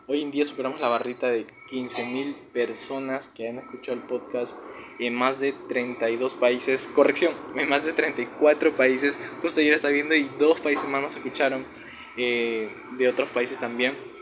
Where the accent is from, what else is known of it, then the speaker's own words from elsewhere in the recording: Peru; tengo 19 años, soy de Perú